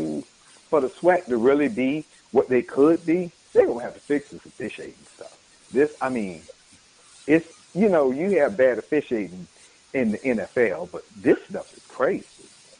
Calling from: Jacksonville, Florida, United States

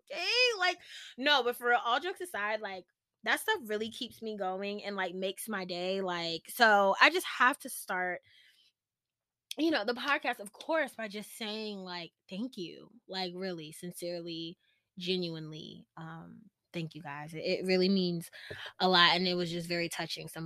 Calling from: Virginia, United States; I'm tuning in from Virginia

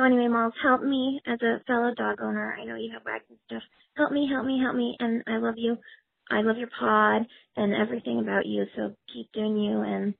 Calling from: New York City, New York, United States; I'm calling from Brooklyn, New York

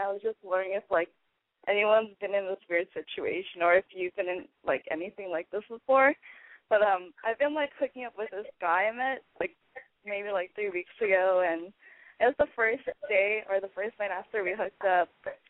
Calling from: Los Angeles, California, United States; I'm 23 and I'm calling from LA.

